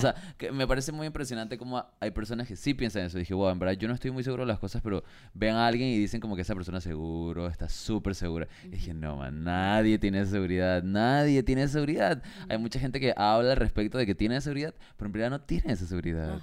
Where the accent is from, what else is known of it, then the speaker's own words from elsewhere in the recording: Panama; moved away as an adult; la primera vez que me mudé fuera de Panamá